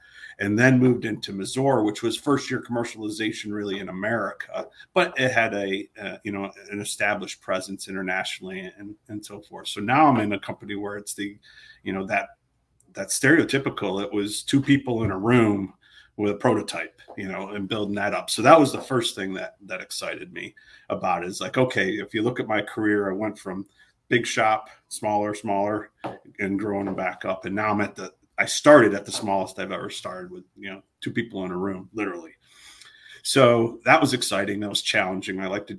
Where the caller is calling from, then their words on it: Austin, Texas, United States; We're in Austin, Texas. That's where Harmonic is located. So I'm right here in lovely Austin, Texas.